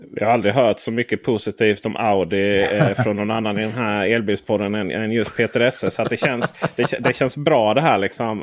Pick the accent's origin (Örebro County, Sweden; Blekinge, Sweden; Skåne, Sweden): Skåne, Sweden; som skåning